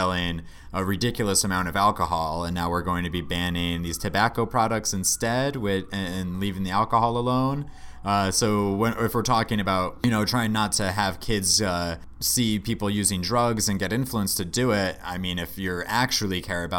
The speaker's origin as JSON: {"language": "English", "town": "Boston", "region": "Massachusetts", "country": "United States", "tie": "born or raised there", "said": "So this first story for this week is coming in from my home state"}